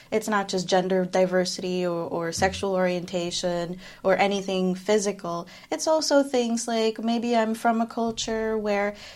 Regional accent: Philippines; moved away; So I am Filipino. I'm from the Philippines, but I've lived most of my life away from it. So it's kind of a mix of experiences there.

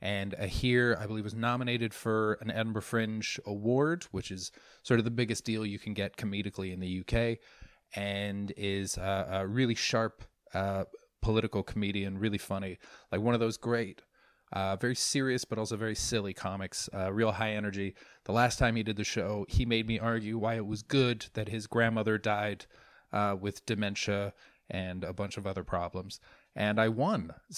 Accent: Canada; I'm Canadian, by the way. Don't hate. If there are any Americans on here, I love you.

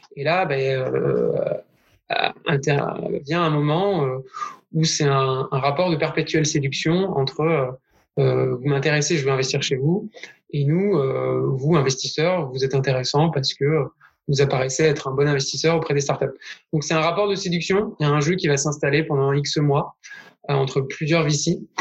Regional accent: Bordeaux, Nouvelle-Aquitaine, France; now in Lyon, France; je suis bordelais

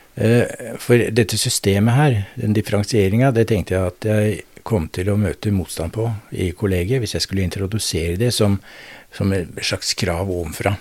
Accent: Drammen, Buskerud, Norway; moved away as an adult; also born or lived in Notodden; Jeg vokste opp i Drammen

